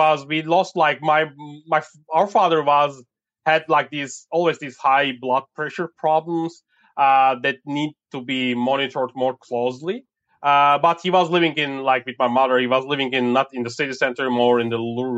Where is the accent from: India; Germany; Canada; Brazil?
Germany; I grew up in Germany